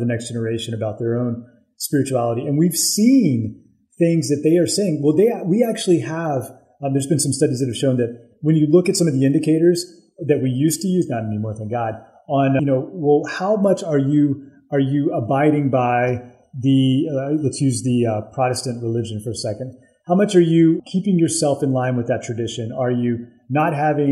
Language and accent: English; the South, United States; I grew up in the South